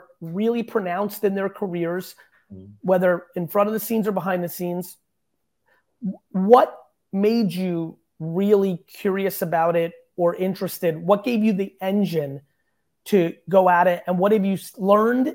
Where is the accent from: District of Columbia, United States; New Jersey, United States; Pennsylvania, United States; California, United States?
New Jersey, United States; also born or lived in Queens, New York; I was born in 75, growing up in Queens and Jersey, predominantly in Jersey.